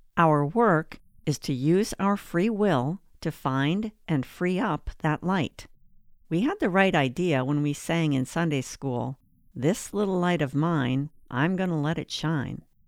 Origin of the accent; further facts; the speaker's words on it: northern Wisconsin, United States; moved away as an adult; also born or lived in Atlanta; I was raised in the Lutheran faith in a small city in northern Wisconsin